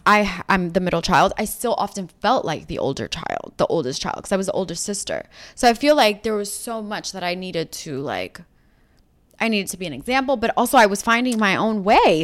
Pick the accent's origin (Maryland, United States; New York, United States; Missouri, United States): New York, United States; New York City; moved away as an adult; now in Los Angeles, United States; We grew up in Rockaway Beach